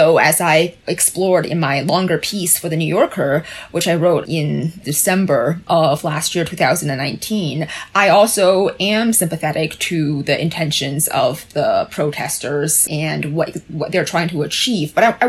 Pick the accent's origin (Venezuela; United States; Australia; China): China; born there; as the two of you know, I was born in China